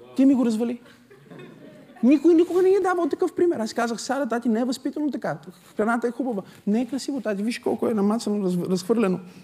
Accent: Bulgaria; съм от България

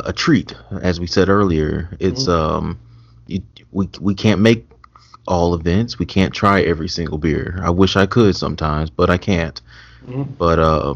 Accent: Mesquite, Texas, United States; And my family, they're from here. I'm from Mesquite.

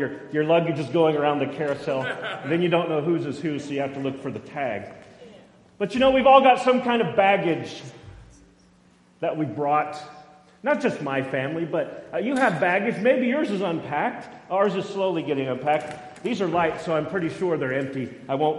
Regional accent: Boise, Idaho, United States; also born or lived in McCall; growing up in Boise

